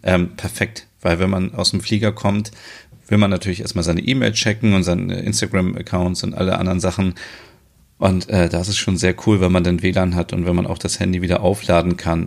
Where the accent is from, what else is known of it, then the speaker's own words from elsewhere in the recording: Germany; bei uns in Deutschland zum Beispiel, in Frankfurt